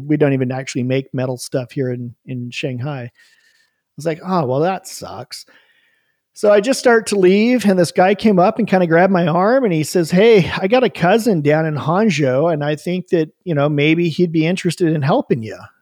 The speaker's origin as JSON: {"language": "English", "town": "Bend", "region": "Oregon", "country": "United States", "also_born_or_lived": "Oahu, Hawaii", "said": "We moved back home to Bend, Oregon, moved in with my mom into her spare bedroom"}